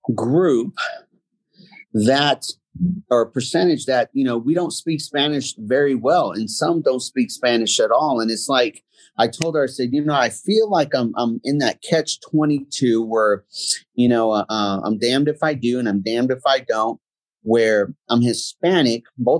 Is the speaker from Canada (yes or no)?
no; Germany; born there; My dad was in the military. I was born in Germany.